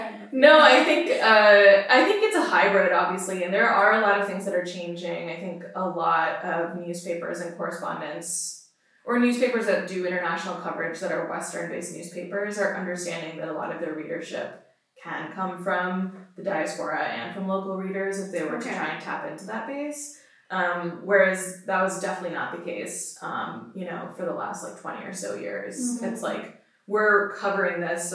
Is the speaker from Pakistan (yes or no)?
yes; Pakistan; myself as a Pakistani